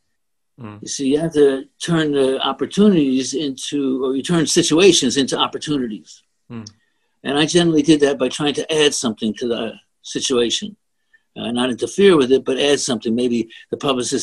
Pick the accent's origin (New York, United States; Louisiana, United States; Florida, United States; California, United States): New York, United States; I am a New Yorker